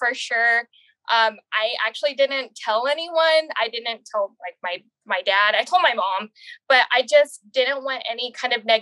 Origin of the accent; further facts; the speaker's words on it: San Antonio, Texas, United States; I'm from San Antonio, Texas.